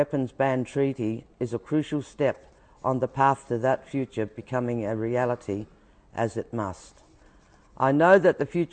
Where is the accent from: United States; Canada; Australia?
Australia; Koonibba Mission, South Australia; I was born in 1951 on Kanibba Mission. I was a small child when the British and Australian governments tested nuclear weapons in the South Australian desert near my birthplace.